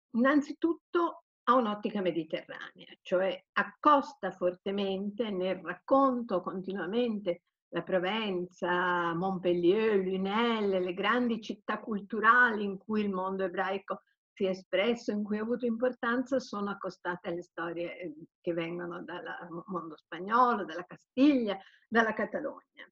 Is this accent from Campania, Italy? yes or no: no; Turin, Piedmont, Italy; moved away; io sono torinese quindi ogni tanto rifrequento il mio mondo torinese